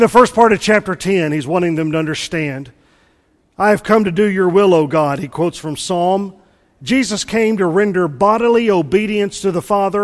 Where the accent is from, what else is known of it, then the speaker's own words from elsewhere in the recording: Mississippi, United States; I'm from Mississippi, and I was homeschooled